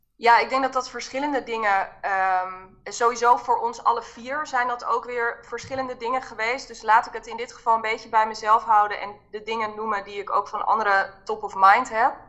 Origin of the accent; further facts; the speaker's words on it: Haarlem, North Holland, Netherlands; ik kom uit Haarlem